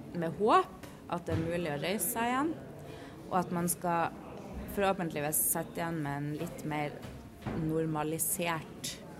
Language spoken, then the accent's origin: Norwegian; Northern Norway, Norway; jeg er jo nordlending